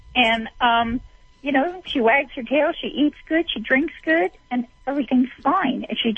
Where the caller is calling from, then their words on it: Nevada, United States; I'm calling from Nevada.